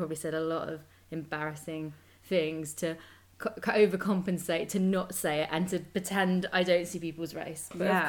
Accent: United Kingdom; I don't feel even proud of being British, which I don't think is quite bad.

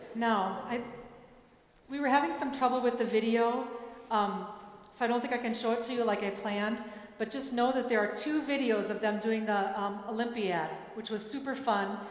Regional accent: Minneapolis, Minnesota, United States; moved away; in Minneapolis. So the next one will be in my hometown

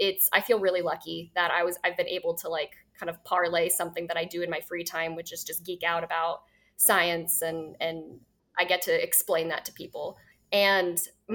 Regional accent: Texas, United States; I grew up in Texas, so we'd always get ice storms, but never snow

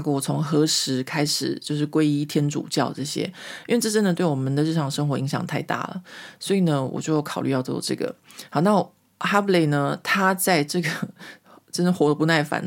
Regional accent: Taiwan; moved away as an adult; now in Paris, France; 因为我离开台湾的事情很久了，或者说我小时候就长大在一个民风保守的台湾

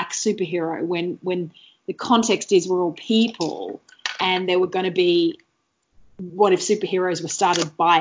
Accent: Australia; being a kid and being an Australian kid

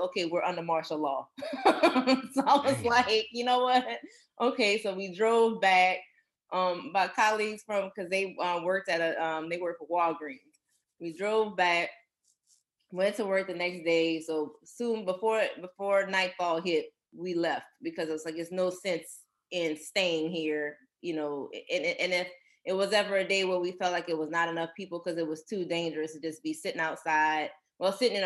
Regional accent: Louisiana, United States; growing up in Louisiana, you're kind of used to the normal procedures that you would do during a hurricane

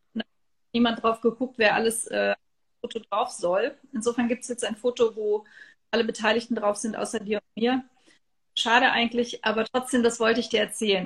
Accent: Trier, Rhineland-Palatinate, Germany; in meiner Heimatstadt Trier

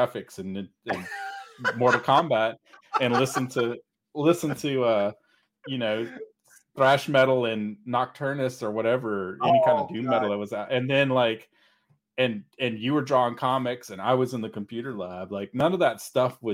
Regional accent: Mississippi, United States; now in Texas, United States; I grew up in a tiny, I mean, really seriously tiny town in the middle of nowhere. Mississippi, right? Yeah. I mean, I'm from Texas, but my family, my stepdad was from Mississippi. I lived in Mississippi because that's where we moved

